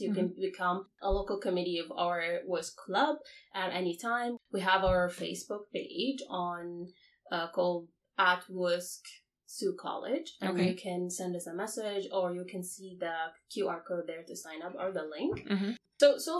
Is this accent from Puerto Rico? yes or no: no; Iraq; moved away as an adult; now in Canada; I'm from Iraq originally. I came here to Canada 3 years ago